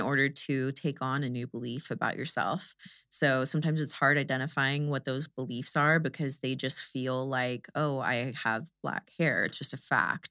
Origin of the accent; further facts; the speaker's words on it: Houston, Texas, United States; I'm from Houston